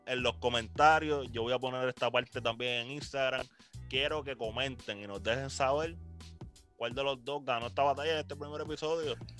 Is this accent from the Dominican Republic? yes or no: no; Puerto Rico; nosotros somos un mercado latino, estadounidense